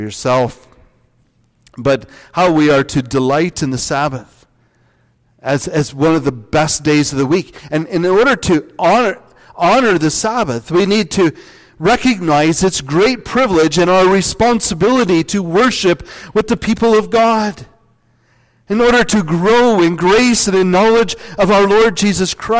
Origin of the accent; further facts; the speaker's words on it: Northwest Iowa, United States; I grew up in Northwest Iowa.